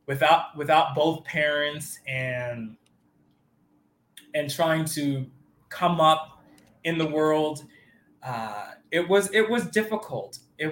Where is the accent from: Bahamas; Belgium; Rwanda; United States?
Bahamas; born there; I was born in the Bahamas, and I didn't have a really good childhood growing up because my parents were separated